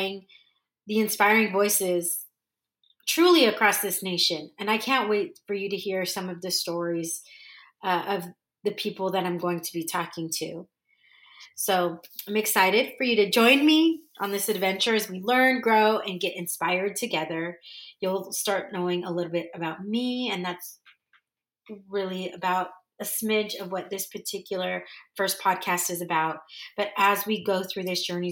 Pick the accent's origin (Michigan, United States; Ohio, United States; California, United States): California, United States; first language English; moved away as an adult; also born or lived in Dallas, Texas / Orange County, California; now in San Diego, United States; I grew up in California, but I literally and figuratively found myself in Dallas for 15 years.